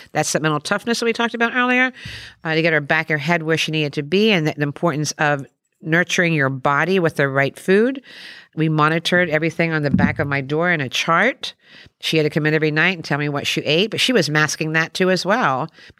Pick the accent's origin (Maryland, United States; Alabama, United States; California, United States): Maryland, United States; when I look back in that little town that I grew up in Western Maryland